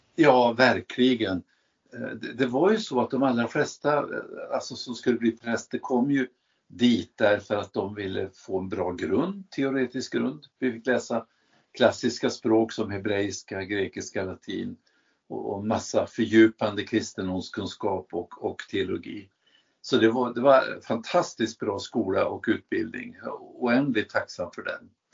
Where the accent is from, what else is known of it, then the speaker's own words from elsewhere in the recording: Värmland, Sweden; jag kommer ifrån Värmland